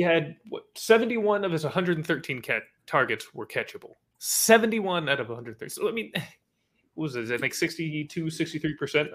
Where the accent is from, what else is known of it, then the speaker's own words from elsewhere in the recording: Bay Area, California, United States; I'm from the Bay Area